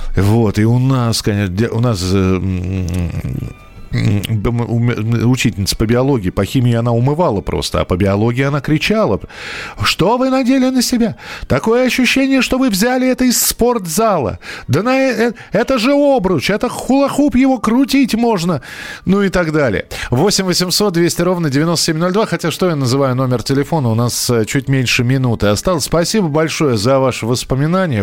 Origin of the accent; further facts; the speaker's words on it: Moscow, Russia; я рос в Бескутниково